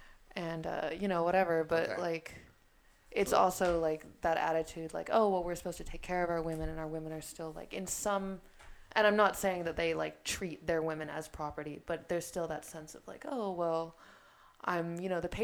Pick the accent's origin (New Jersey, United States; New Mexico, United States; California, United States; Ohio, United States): California, United States; San Diego; I'm from California, I'm from San Diego.